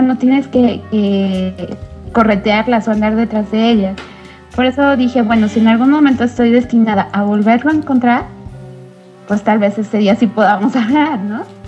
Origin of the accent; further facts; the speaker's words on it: Mexico; soy mexicana